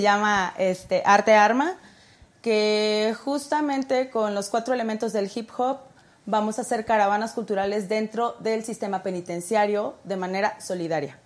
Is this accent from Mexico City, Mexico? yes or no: yes; Mexico City, Mexico; soy del norte de la ciudad, um, Cuautepec, es Distrito Federal todavía